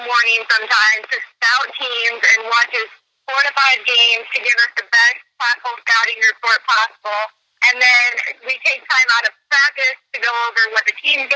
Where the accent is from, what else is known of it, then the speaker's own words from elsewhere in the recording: Minonk, Illinois, United States; I'm from Minook